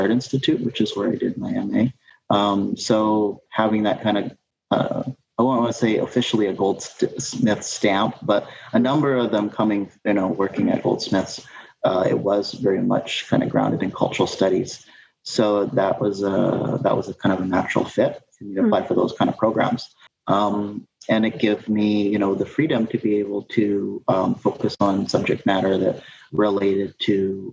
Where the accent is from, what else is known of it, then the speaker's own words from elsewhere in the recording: Vancouver, British Columbia, Canada; moved away as an adult; now in Kingston, Canada; growing up in Vancouver.